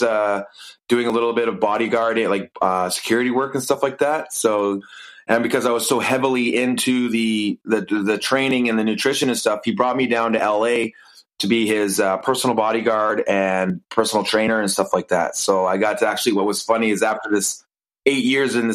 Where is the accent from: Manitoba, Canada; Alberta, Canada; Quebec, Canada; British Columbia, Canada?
British Columbia, Canada; Kelowna; moved away as an adult; also born or lived in Toronto, Ontario / Los Angeles; now in Vancouver, Canada; I moved back to Kelowna, where I was born and raised.